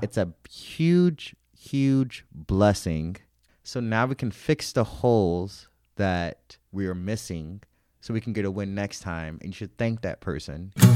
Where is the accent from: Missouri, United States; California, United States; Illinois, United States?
Missouri, United States; St. Louis; I grew up in Saint Louis, Missouri